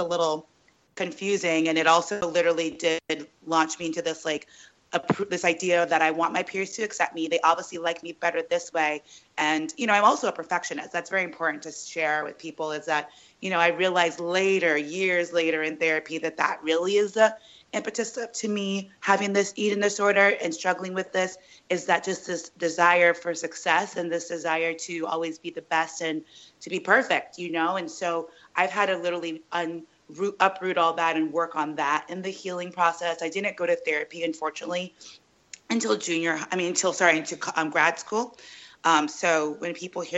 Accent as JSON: {"language": "English", "town": "Sacramento", "region": "California", "country": "United States", "tie": "born or raised there", "also_born_or_lived": "New York", "moved": "as an adult", "lives_now": "Los Angeles, United States", "said": "I was raised in Sacramento"}